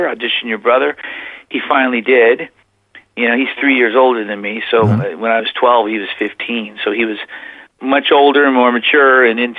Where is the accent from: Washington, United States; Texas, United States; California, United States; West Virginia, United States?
California, United States; Whittier; moved away as an adult; also born or lived in Oklahoma; now in Plymouth, United States; I was born in Whittier, California, 1963, July, and I was raised primarily in California